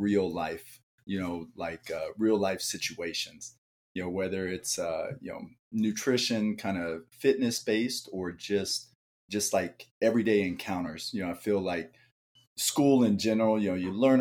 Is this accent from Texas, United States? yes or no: yes; Dallas, Texas, United States; also born or lived in Mesa, Arizona; now in Phoenix, United States; grew up in Dallas. So Dallas is my roots